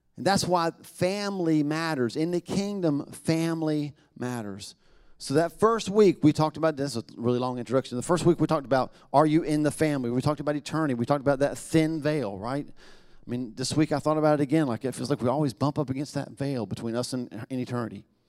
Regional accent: the South, United States; we're from the South

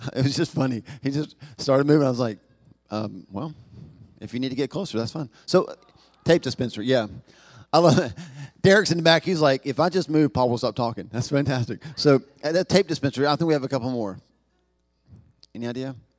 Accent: the Bible Belt, the South, United States; we're from the South, the Bible Belt

